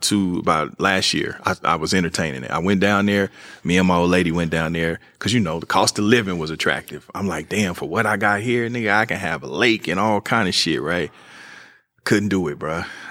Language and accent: English; Kansas City, Missouri, United States; now in Los Angeles, United States; could argue that I'm kind of from both places because I've been here almost half my life now, and mm-hmm. I used to come out in the summers, even though I was raised in Kansas City